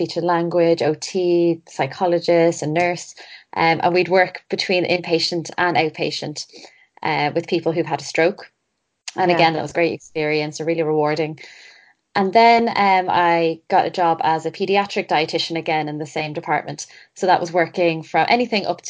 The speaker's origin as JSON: {"language": "English", "town": "Bray", "region": "Leinster", "country": "Ireland", "also_born_or_lived": "Coleraine, Northern Ireland", "moved": "as an adult", "said": "I'm from Bray in Ireland."}